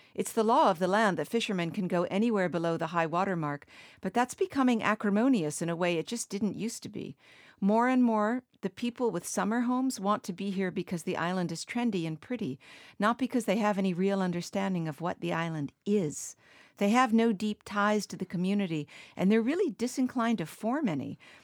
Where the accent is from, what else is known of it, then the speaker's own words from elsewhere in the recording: Martha's Vineyard, Massachusetts, United States; moved away as an adult; also born or lived in the American West; I was from Martha's Vineyard when I lived out west